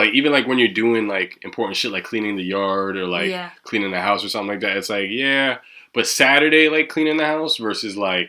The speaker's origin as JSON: {"language": "English", "region": "Kansas", "country": "United States", "said": "I'm not from Kansas City, but I am from Kansas, and there's nothing really going on."}